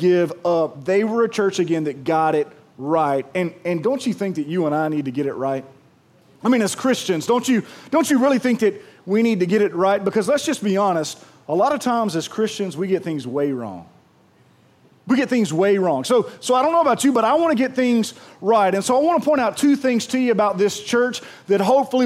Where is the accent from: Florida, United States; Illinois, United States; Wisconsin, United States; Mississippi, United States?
Mississippi, United States; Pearl; I'm from Pearl